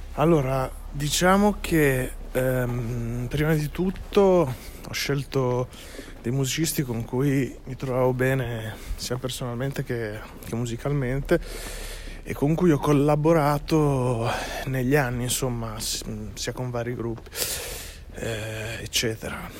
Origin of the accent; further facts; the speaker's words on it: Minerbio, Emilia-Romagna, Italy; also born or lived in Bentivoglio; now in Ferrara, Italy; sono cresciuto in banda a Minerbio, del mio paese